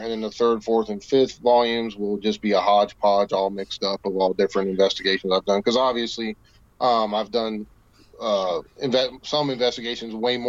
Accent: West Virginia, United States; here in the Mountain State, my home state of West Virginia.

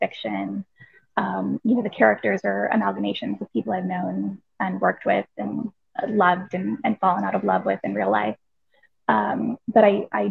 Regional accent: United States; moved away as an adult; now in London, United Kingdom; I am obviously American, but I live in London

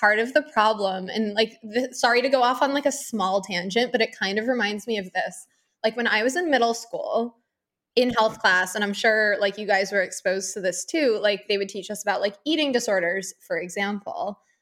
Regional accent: Northeast, United States; now in Florida, United States; I'm from a blue state originally, I'm from the Northeast.

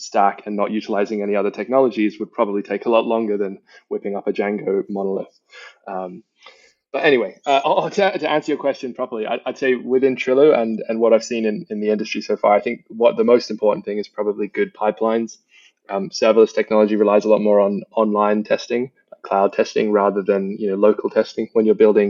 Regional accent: Australia; now in London, United Kingdom; I grew up in Australia

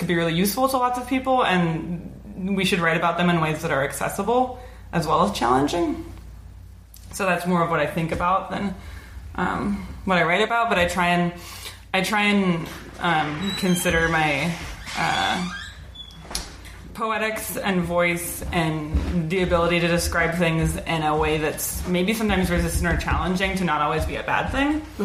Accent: Oregon, United States; grew up in Oregon.

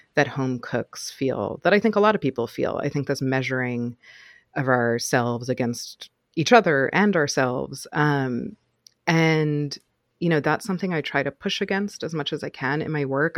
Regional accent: New York City, New York, United States; I grew up in Manhattan until I was about eight, and then my family moved to the suburbs, um, about half an hour outside of New York City

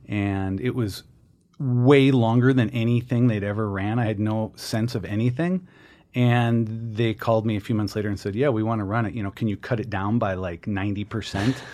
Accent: Minneapolis, Minnesota, United States; moved away; I grew up in Minneapolis.

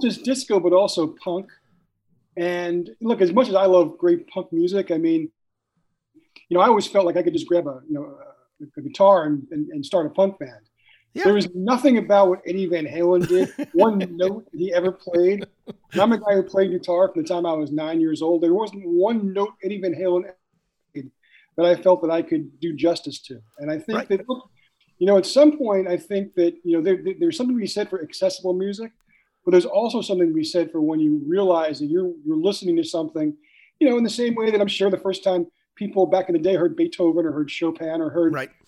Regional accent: Long Island, New York, United States; I grew up on Long Island

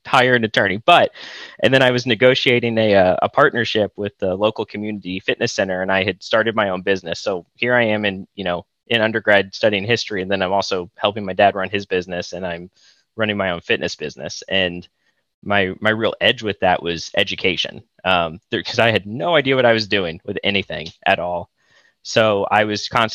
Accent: Austin, Texas, United States; moved away as an adult; now in Ann Arbor, United States; I'm from Austin, actually, originally

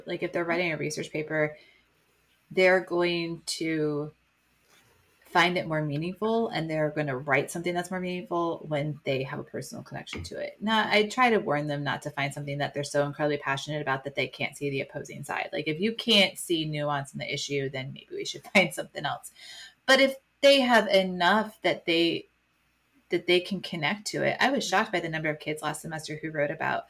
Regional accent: Midwest, United States; And so to know how different his experiences were from mine experiences growing up in the Midwest

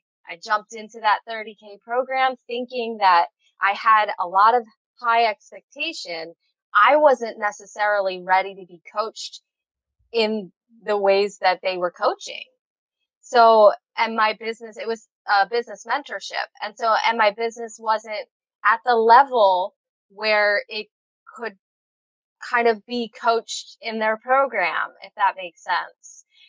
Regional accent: Philadelphia, Pennsylvania, United States; now in Hawaii, United States; I'm from Philly

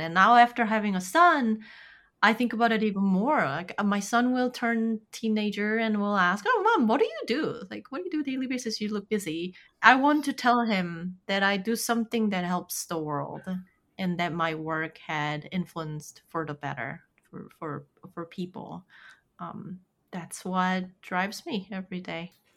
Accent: South Korea; moved away; I'm from South Korea

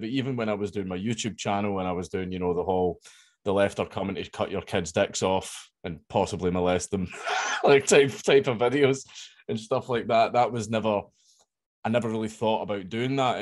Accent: Coatbridge, Scotland, United Kingdom; I grew up in Coatbridge. That's where I grew up and everything.

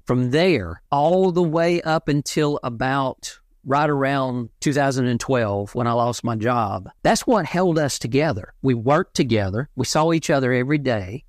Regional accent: South Central Georgia, United States; I was born and raised in South Central Georgia, the Bible Belt

